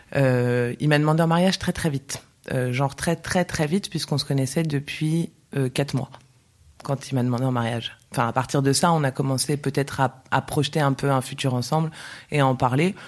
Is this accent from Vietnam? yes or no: no; Paris, Île-de-France, France; moved away as an adult; now in Barcelona, Spain; Je suis née à Paris. J'ai vécu euh, pratiquement toute ma vie à Paris